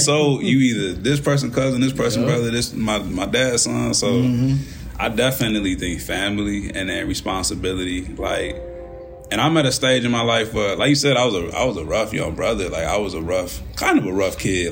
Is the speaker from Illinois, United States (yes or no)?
yes; Kankakee, Illinois, United States; I was from Kankakee